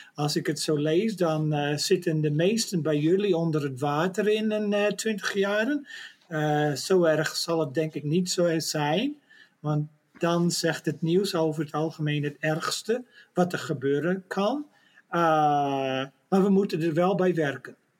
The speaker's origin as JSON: {"language": "Dutch", "country": "Netherlands", "said": "als een Nederlander"}